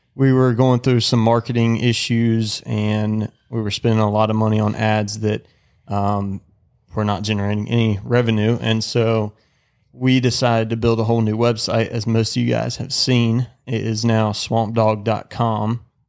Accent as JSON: {"language": "English", "region": "the South", "country": "United States", "tie": "born or raised there", "said": "growing up in the South"}